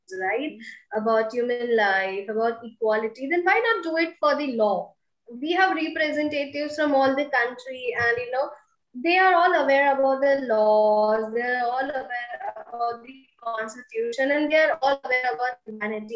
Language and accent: English; India; I'm coming from India